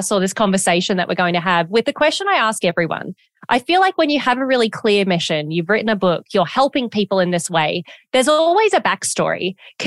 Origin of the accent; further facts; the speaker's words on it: Australia; As an Australian